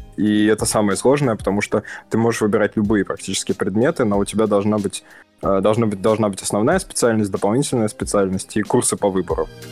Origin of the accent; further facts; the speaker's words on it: Samara, Samara Oblast, Russia; moved away as an adult; now in Finland; Я родился и вырос в Самаре, отличный город на берегу Волги. Прожил там э, до 22 лет